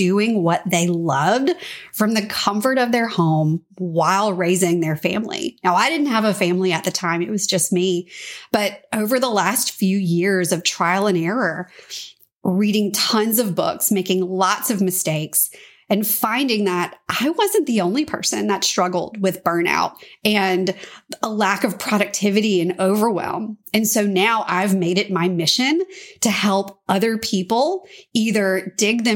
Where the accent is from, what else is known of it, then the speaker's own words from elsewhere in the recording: Louisiana, United States; moved away as an adult; also born or lived in Washington, D.C.; I'm a Louisiana girl. So I grew up in Louisiana